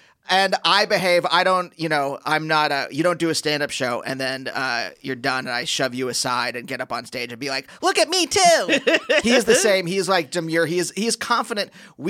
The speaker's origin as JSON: {"language": "English", "town": "Reading", "region": "Pennsylvania", "country": "United States", "tie": "born or raised there", "said": "I grew up in the suburbs of Reading"}